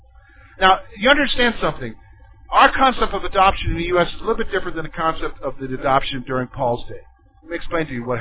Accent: the South, United States; I grew up in the South

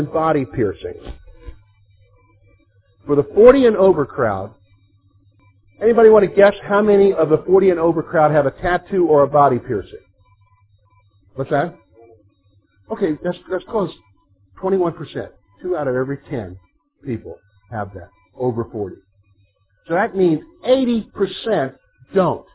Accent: South Carolina, United States; moved away as an adult; also born or lived in Virginia; I'm from the South, all right? I'm from South Carolina, spent 6 years after that in Virginia going through schooling and everything

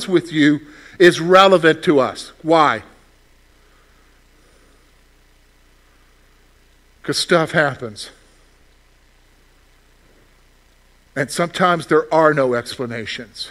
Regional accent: the South, United States; moved away; I grew up in the South. We had sweet tea before you guys had it up here.

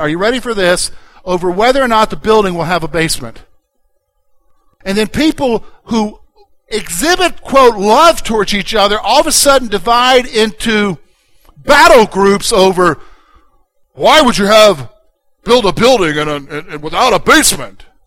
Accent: Columbia, United States; born or raised there; now in Pennsylvania, United States

